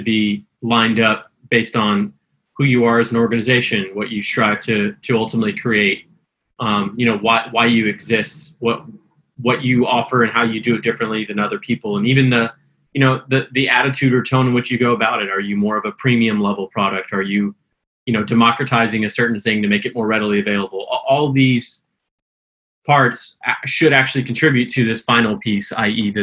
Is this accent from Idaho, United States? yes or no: no; Houston, Texas, United States; also born or lived in Austin, Texas; I'm originally from Houston, Texas, in transition to Austin